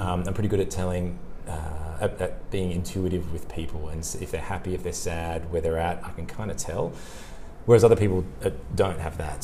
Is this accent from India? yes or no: no; Sydney, New South Wales, Australia; moved away as an adult; also born or lived in Italy / Gold Coast; now in Burleigh Heads, Australia; I'm from Sydney